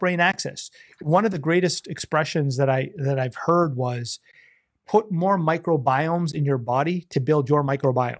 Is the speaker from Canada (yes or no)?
yes; Canada; being a Canadian